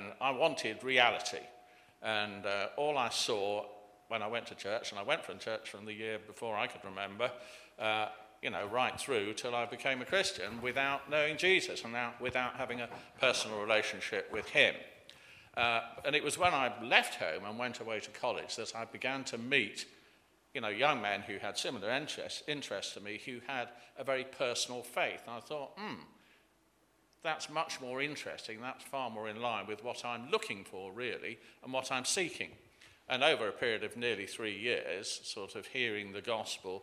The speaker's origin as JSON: {"language": "English", "area": "Leicestershire", "region": "East Midlands", "country": "United Kingdom", "tie": "born or raised there", "also_born_or_lived": "Berkshire / Cirencester, Gloucestershire", "said": "I was born in Leicestershire, went to Berkshire after that, back to Leicestershire"}